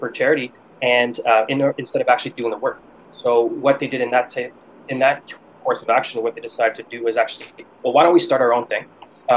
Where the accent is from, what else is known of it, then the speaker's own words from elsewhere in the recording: Ottawa, Ontario, Canada; moved away as an adult; also born or lived in Montreal, Canada / Ethiopia / Taipei, Taiwan / Boston, United States; I'm originally from Canada, from Ottawa, which is the nation's capital over here